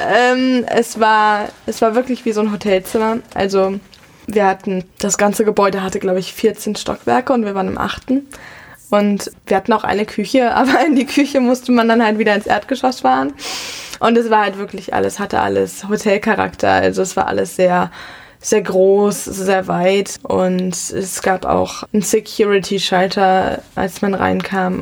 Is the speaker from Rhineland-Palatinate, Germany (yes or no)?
yes; Mainz, Rhineland-Palatinate, Germany; first language German; moved away as an adult; also born or lived in London / New York; ich bin hier in Mainz aufgewachsen und bin auch aufs Frauenlob-Gymnasium Mainz gegangen